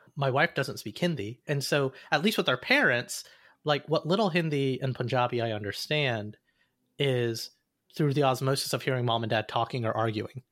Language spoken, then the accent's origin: English; Alabama, United States; the house I grew up in in Alabama